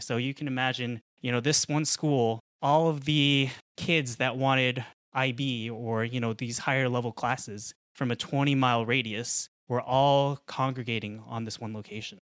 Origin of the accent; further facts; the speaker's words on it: Colorado, United States; I was born in Colorado. I grew up in Colorado.